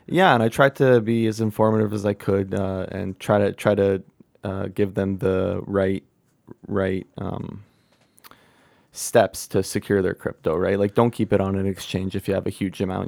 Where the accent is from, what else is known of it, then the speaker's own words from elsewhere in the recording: Ontario, Canada; now in British Columbia, Canada; I'm from Ontario